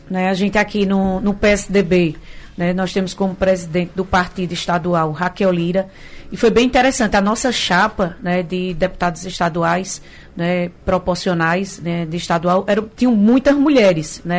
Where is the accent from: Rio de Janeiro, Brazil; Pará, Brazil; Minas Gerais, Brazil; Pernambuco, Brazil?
Pernambuco, Brazil; São Bento do Una; lá da cidade de São Bento do Una.